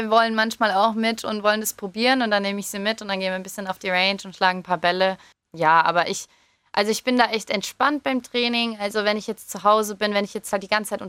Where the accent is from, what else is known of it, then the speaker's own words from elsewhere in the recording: England, United Kingdom; now in Germany; ich komme ja auch eigentlich aus England. Also ähm, hatte ich natürlich auch die Wahl, halt für England zu spielen oder für Deutschland zu spielen.